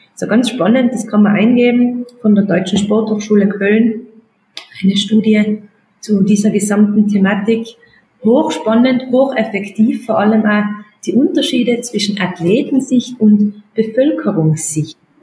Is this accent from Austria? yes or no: yes; Austria; bei uns in Österreich